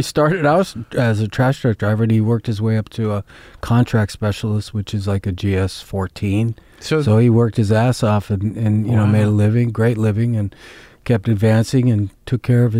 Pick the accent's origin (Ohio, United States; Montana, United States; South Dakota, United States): Montana, United States; also born or lived in Yellowstone / Cuyahoga Valley; Montana was basically my first memories. I grew up in Glacier National Park, which is 20 miles off the res.